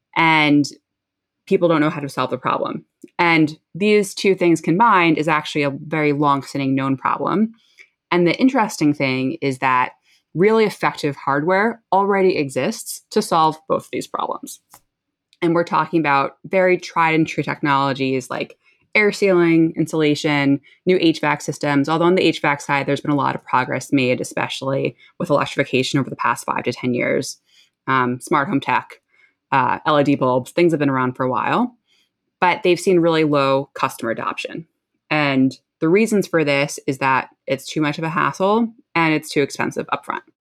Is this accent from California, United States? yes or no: no; New Jersey, United States; moved away; I grew up in New Jersey, where I'm actually currently living again